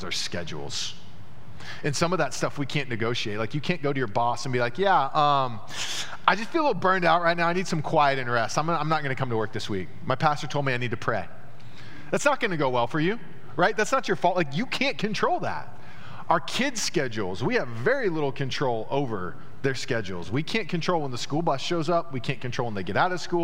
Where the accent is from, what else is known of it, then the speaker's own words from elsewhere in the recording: United States; the religious structures that we built as American evangelicals